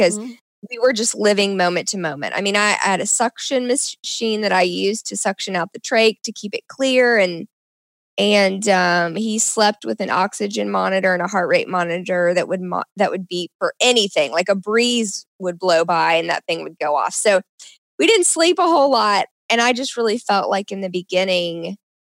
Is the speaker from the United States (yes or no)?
yes; Nashville, Tennessee, United States; Like I live in Nashville, and I grew up in Nashville